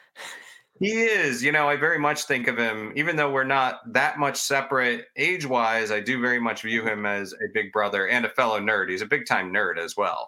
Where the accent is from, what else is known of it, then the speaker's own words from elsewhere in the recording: Florida, United States; I grew up in Florida